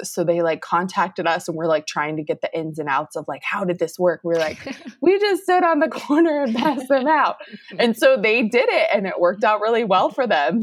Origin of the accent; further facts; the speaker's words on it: Round Rock, Texas, United States; it's actually my hometown, so it's a good place to be